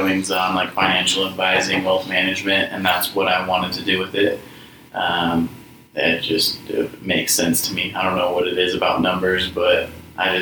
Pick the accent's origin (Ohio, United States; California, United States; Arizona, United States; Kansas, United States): Arizona, United States; the Valley; also born or lived in Snowflake, Arizona / Idaho; my family moved away when I was little, moved to the Valley.